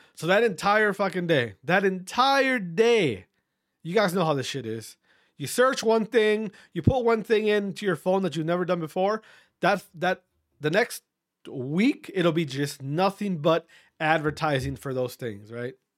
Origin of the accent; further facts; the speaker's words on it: Wisconsin, United States; my fellow Wisconsinites